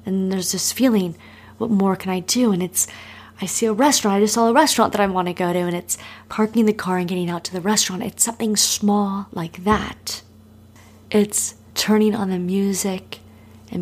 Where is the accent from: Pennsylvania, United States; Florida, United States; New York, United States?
Florida, United States; Miami; moved away; also born or lived in Los Angeles; I'm not someone growing up in Miami that was ever on the beach